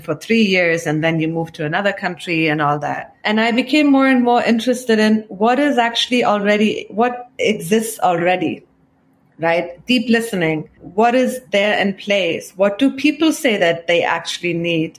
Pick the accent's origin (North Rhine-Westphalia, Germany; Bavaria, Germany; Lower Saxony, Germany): North Rhine-Westphalia, Germany; Cologne; accent: Kölsch; moved away as an adult; also born or lived in Iran; now in United States; you could have the thickest local Kölsch accent like I have